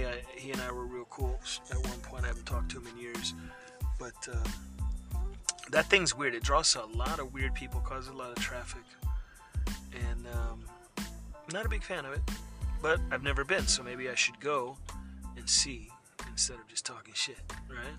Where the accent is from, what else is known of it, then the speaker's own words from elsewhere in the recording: Florida, United States; I'm from Florida